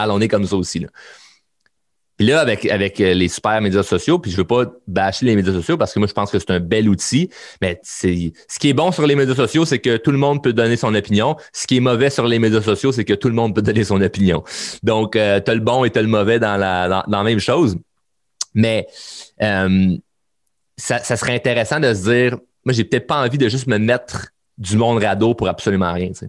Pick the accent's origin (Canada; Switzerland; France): Canada; Quebec; Ben oui, on est un Québécois, on est des Québécois de tabarnak, puis calice.